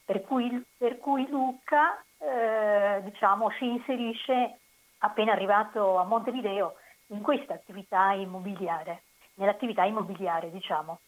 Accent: Senise, Basilicata, Italy; moved away as an adult; also born or lived in Rome, Italy / Uruguay; io sono originaria della provincia di Potenza, sì. eh, Senisse

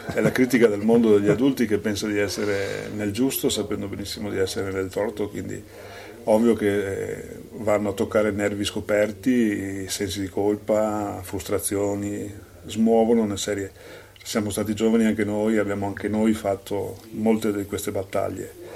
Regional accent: Salgareda, Veneto, Italy; io sono nato a Sacareda

